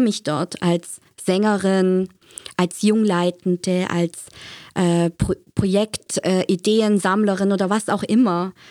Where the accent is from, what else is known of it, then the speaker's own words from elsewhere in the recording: Germany; now in Zürich, Switzerland; ich kenne das aus Deutschland. Ich bin ja gebürtig aus Deutschland